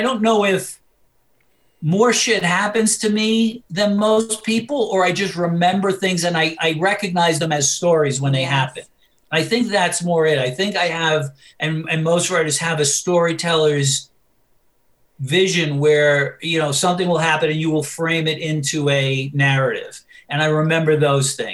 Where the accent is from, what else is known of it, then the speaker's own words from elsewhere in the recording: New York City, New York, United States; growing up in New York